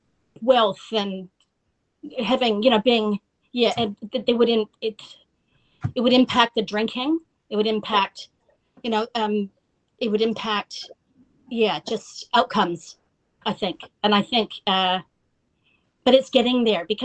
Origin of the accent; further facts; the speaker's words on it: Yukon, Canada; moved away as an adult; also born or lived in New Zealand; now in Paraparaumu, New Zealand; where I grew up there in Northern Canada